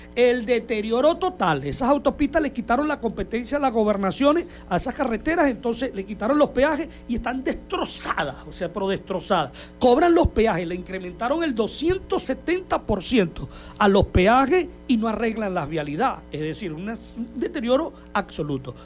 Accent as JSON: {"language": "Spanish", "region": "Zulia", "country": "Venezuela"}